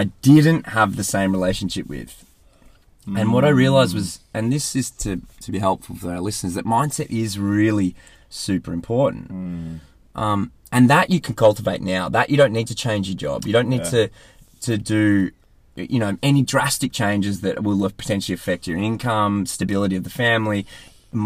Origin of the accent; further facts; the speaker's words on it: Australia; accent: Aussie; moved away as an adult; also born or lived in United Kingdom; I was Australian in the UK, and it was obvious because I had an Aussie accent